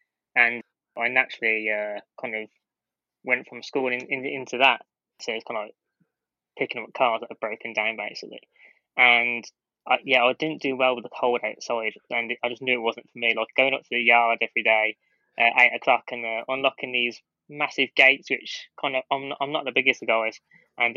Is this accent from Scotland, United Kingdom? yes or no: no; Bromsgrove, West Midlands, United Kingdom; my hometown of Bromsgrove